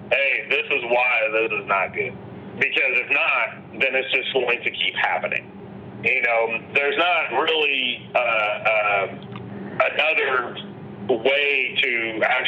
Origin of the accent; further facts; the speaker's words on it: Indianapolis, Indiana, United States; I grew up in Pike Township.